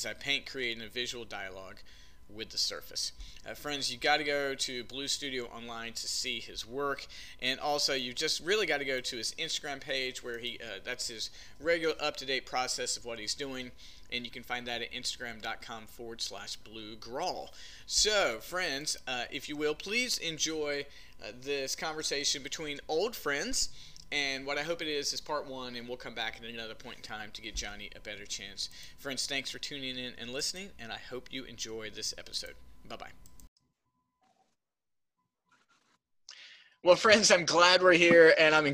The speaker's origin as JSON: {"language": "English", "town": "Smithfield", "region": "North Carolina", "country": "United States", "tie": "born or raised there", "said": "I grew up in Smithfield, North Carolina."}